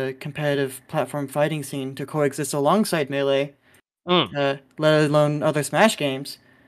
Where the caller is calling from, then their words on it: California, United States; I'm calling in from SoCal.